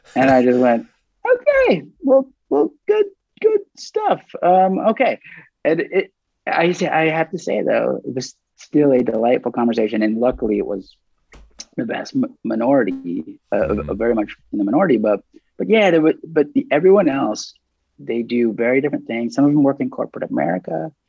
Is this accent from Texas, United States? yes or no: yes; Dallas, Texas, United States; I grew up in Dallas